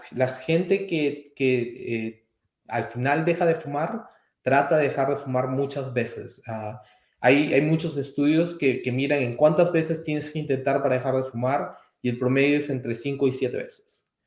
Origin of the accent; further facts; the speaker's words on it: Peru; moved away as an adult; also born or lived in Atlanta; now in Kansas, United States; originariamente soy peruano